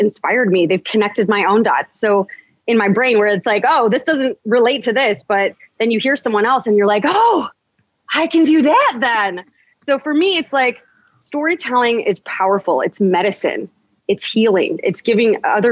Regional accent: United States; first language English; I'm American. I'm born in America. I'm Chaldean by heritage. Absolutely. That's part of who I am. It's in my blood. But I was born here. So I'm going to school here

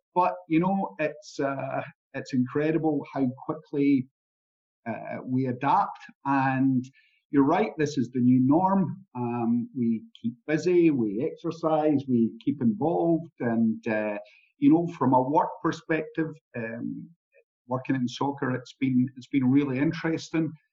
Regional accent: Scotland, United Kingdom; i come from Scotland

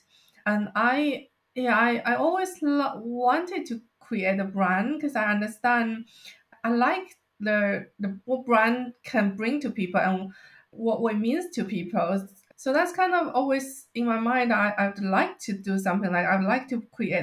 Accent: China; now in United Kingdom; I grew up in China, we use bamboo products quite a lot

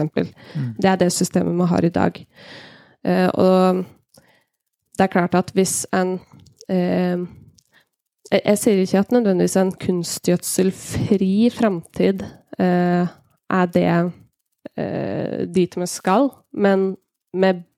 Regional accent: Hemsedal, Buskerud, Norway; Kommuner sånn som jeg kommer fra, kommer fra Hemsedal

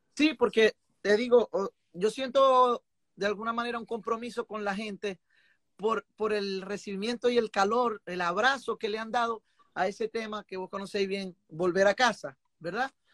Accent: Venezuela; como buen venezolano, a nosotros nos gusta de todo

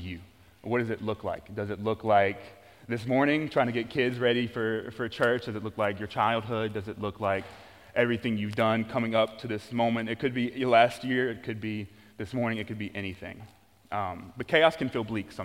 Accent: Louisiana, United States; I'm from Louisiana, and there are a lot of swamps

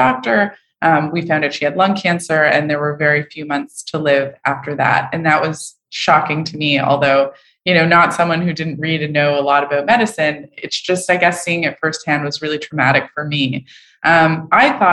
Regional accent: Montreal, Quebec, Canada; moved away; I'm from Montreal

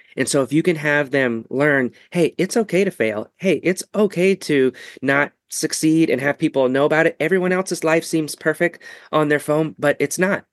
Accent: Ketchikan, Alaska, United States; moved away; eventually we went back to my hometown, that little Ketchikan, Alaska

